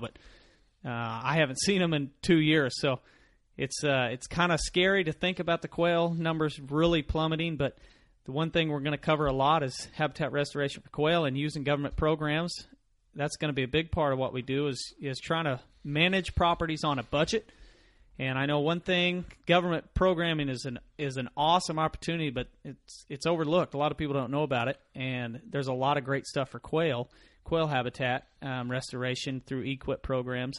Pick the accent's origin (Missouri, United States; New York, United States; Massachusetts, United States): Missouri, United States; Mansfield; I grew up in Mansfield, Missouri, Home of Laura Ingalls Wilder